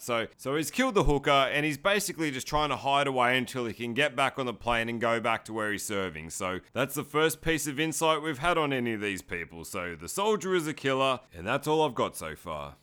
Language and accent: English; Sydney, New South Wales, Australia; I'm from Sydney, Australia.